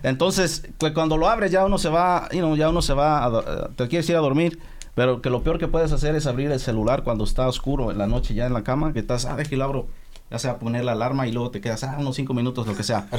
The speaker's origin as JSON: {"language": "Spanish", "country": "Mexico", "said": "yo soy mexicano, 100% mexicano"}